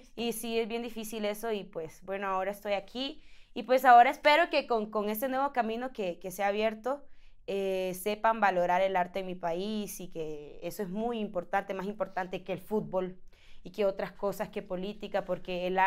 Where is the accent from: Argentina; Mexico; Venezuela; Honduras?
Honduras; moved away; yo soy de Honduras